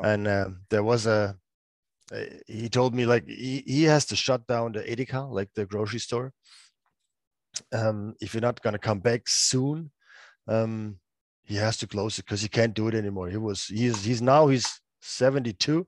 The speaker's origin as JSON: {"language": "English", "town": "Freiburg", "region": "Baden-Württemberg", "country": "Germany", "tie": "born or raised there", "said": "play for my hometown team, um, being the captain of the team"}